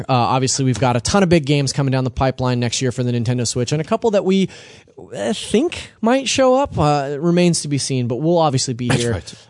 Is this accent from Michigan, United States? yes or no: no; California, United States; Yeah, no. I'm from the Central Valley.